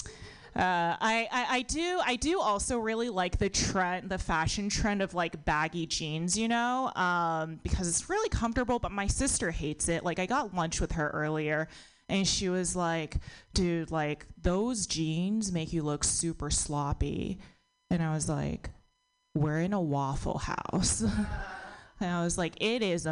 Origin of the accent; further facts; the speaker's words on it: United States; I was born in America, but my parents are immigrants